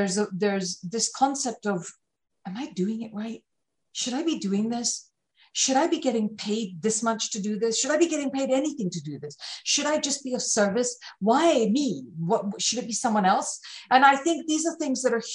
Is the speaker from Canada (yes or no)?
no; United Kingdom; I'm British